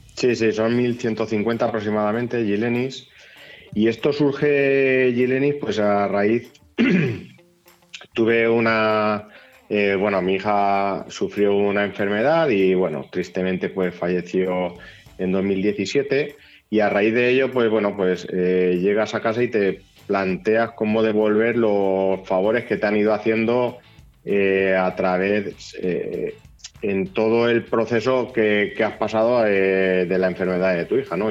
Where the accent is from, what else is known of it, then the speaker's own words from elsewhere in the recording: Castilla-La Mancha, Spain; Yo soy de Gueruela, de un pueblo eh, chiquitín de aquí de la provincia de Albacete